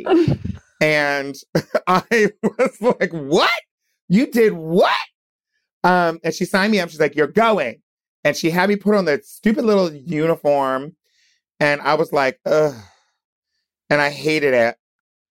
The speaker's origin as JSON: {"language": "English", "town": "Wilmington", "region": "Delaware", "country": "United States", "tie": "born or raised there", "also_born_or_lived": "Hershey, Pennsylvania", "said": "I was born in Pennsylvania, in Hershey, Pennsylvania, but I grew up in Wilmington, Delaware."}